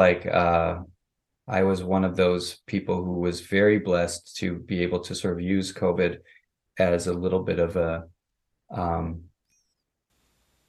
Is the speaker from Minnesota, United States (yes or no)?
yes; Minneapolis, Minnesota, United States; I grew up in Minneapolis, Minnesota